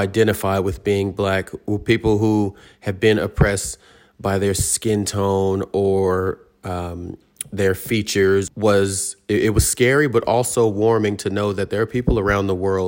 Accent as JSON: {"language": "English", "country": "United States", "tie": "born or raised there", "moved": "yes", "lives_now": "Australia", "said": "as a black man growing up in America"}